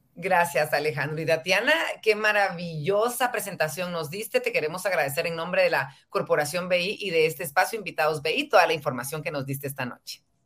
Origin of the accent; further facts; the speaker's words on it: Guatemala; ser mejores guatemaltecos